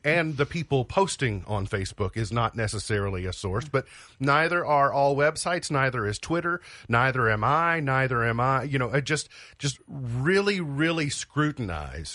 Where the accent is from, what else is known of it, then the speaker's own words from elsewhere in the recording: United States; I'm an American